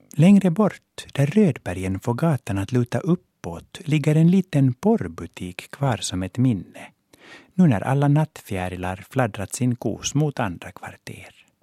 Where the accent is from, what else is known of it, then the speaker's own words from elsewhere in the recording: Helsinki, Uusimaa, Finland; first language Swedish; moved away as an adult; now in Stockholm, Sweden; Jag växte upp på Båtsmansgatan 1 i hörnet av Fredriksgatan med biografen Merano mittemot